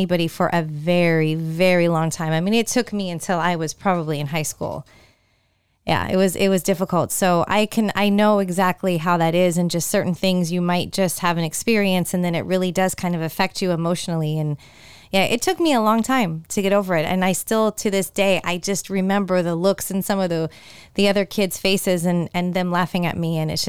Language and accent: English; San Jose, California, United States; now in Tampa Bay, United States; a company that was based in my hometown of San Jose, California